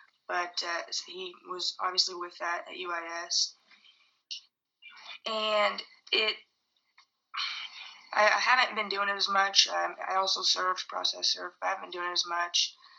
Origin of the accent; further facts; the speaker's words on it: Beardstown, Illinois, United States; it's from my hometown. I was living there when it happened. And it's a town with about 1,000 people, give or take. So everybody knows everybody.